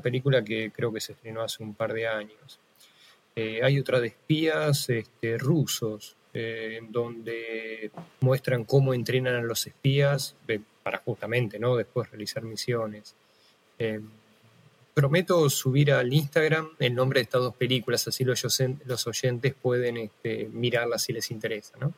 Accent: Argentina; somos argentinos

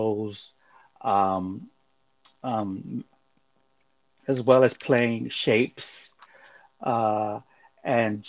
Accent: Panama; moved away; I'm originally from Panama

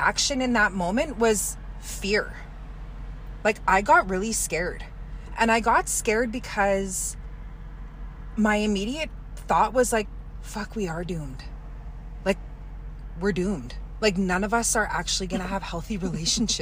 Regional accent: Kehewin Cree Nation, Alberta, Canada; I'm from the Kihiwin Cree Nation right here in Treaty 6 territory.

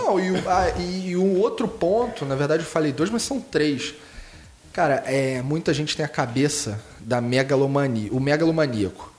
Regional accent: Rio de Janeiro, Brazil; accent: carioca; Eu sou carioca, tá? E meu sotaque não nega.

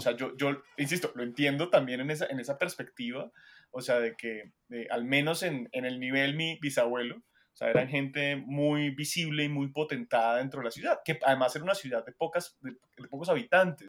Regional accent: Colombia; uno como colombiano

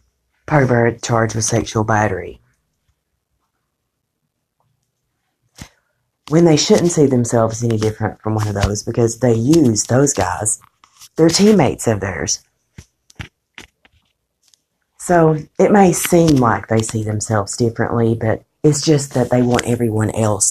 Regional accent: United States; I'm an American

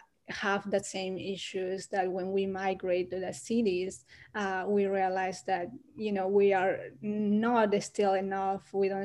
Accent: Huancavelica, Peru; first language Quechua and Spanish; English is a second language; now in United States; I'm from Huancavelica, which is in the mountain, like central of Peru. It's kind of south central of Peru. And we speak Quechua Chanca.

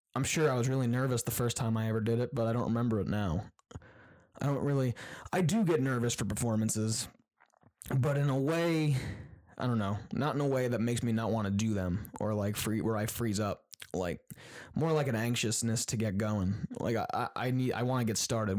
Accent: Queensbury, New York, United States; moved away as an adult; also born or lived in Syracuse, New York; I was growing up in Queensberry

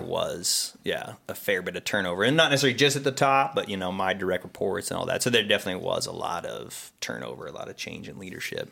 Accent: Pittsburgh, Pennsylvania, United States; now in Ohio, United States; originally from Pittsburgh

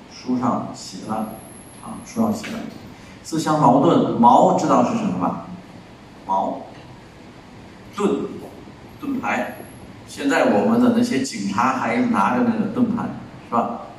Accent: China; 我们中国人

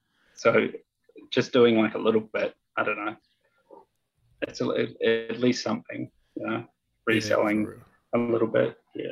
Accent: Hastings, Hawke's Bay, New Zealand; moved away as an adult; also born or lived in Wellington / Palmerston North; now in Auckland, New Zealand; I was born in Wellington and then I grew up in Hastings.

